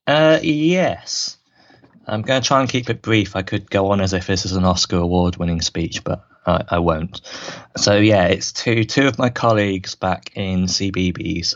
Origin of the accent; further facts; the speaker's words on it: Swindon, South West England, United Kingdom; my hometown, my home team, Swindon Wildcats